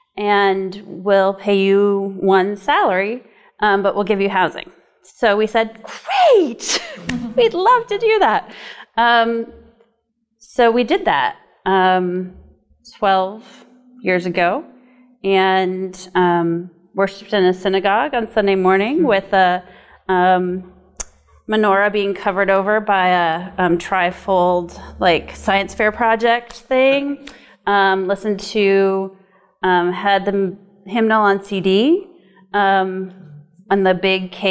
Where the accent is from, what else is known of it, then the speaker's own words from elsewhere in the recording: South Dakota, United States; moved away as an adult; also born or lived in New England; now in Portland, Maine, United States; I am from South Dakota, but I've lived in New England for nearly 20 years.